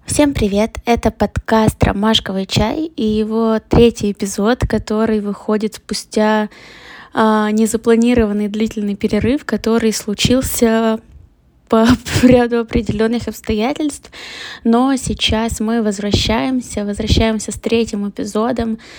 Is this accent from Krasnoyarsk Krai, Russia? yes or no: no; Perm, Perm Krai, Russia; moved away as an adult; now in Moscow, Russia; в родном городе